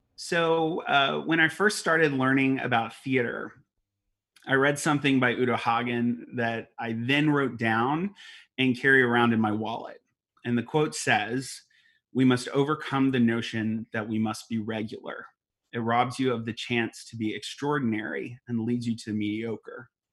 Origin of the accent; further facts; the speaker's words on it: Alvin, Texas, United States; also born or lived in West Columbia, Texas; I grew up in West Columbia, and then I moved to Alvin um, when I was ten years old